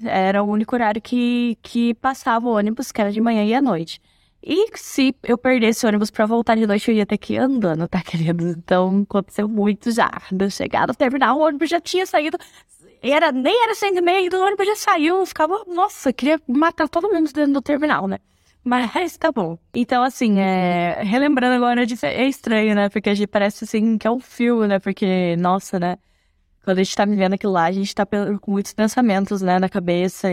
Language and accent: Portuguese; Joinville, Santa Catarina, Brazil; sou natural de Joinville, Santa Catarina. Pra quem não sabia, sou catarinense